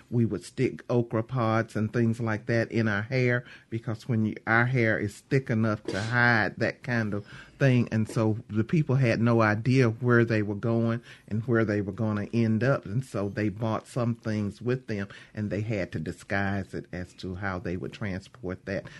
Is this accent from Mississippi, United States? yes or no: yes; Mississippi, United States; I'm from Mississippi